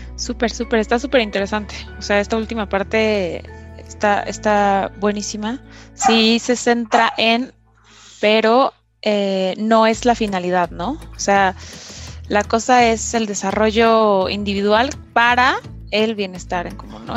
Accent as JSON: {"language": "Spanish", "country": "Mexico", "tie": "born or raised there", "said": "nacimos en México"}